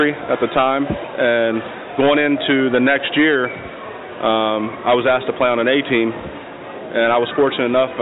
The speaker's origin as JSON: {"language": "English", "town": "Delaware", "region": "Ohio", "country": "United States", "tie": "born or raised there", "said": "I was born in Delaware, Ohio, small town just about 20 minutes north of Columbus."}